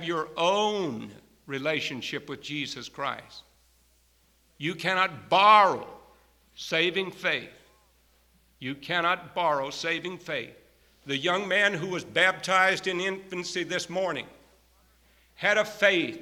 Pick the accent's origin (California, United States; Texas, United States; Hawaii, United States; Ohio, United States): Texas, United States; moved away; I grew up out in Texas under some pretty good country preaching